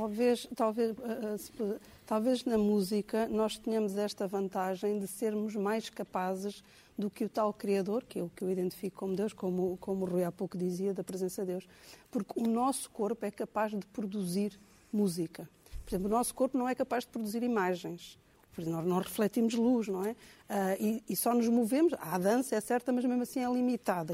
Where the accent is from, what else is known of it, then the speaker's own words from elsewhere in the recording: Angola; Eu, eu cresci em Angola